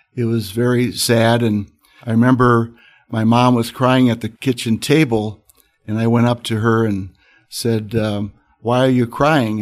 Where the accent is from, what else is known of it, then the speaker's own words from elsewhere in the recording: Moline, Illinois, United States; moved away as an adult; now in Notre Dame, United States; I grew up in an area called the Quad Cities of Illinois, Iowa. I grew up on the Illinois side, Born in Moline, Illinois